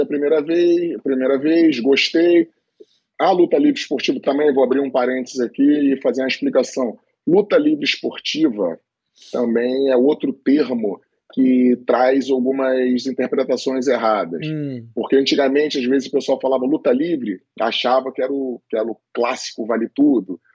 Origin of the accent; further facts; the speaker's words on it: Niterói, Rio de Janeiro, Brazil; treinando lá em Niterói, eu sou de Niterói